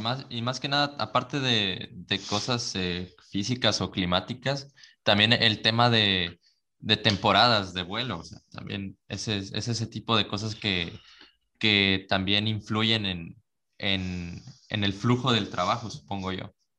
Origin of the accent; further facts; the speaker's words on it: Veracruz, Mexico; nosotros somos de Veracruz